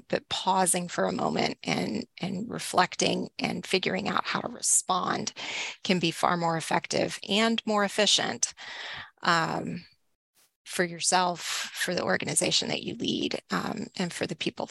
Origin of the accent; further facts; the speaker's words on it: Northeast Texas, United States; now in Lancaster, United States; I grew up in Northeast Texas